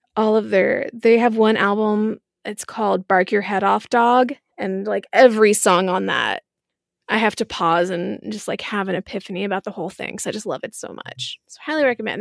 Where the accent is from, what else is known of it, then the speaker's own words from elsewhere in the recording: Marietta, Georgia, United States; I grew up in Marietta